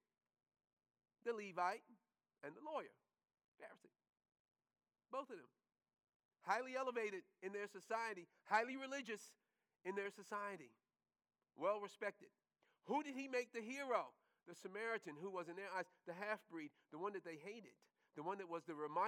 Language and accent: English; New York, United States; one of the things that you learn quickly growing up in New York is that you were always going to see the homeless